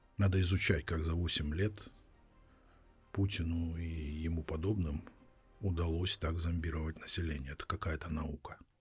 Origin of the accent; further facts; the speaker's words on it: Russia; moved away as an adult; now in Kharkiv, Ukraine; я родился и вырос в России, Я там 18 лет прожил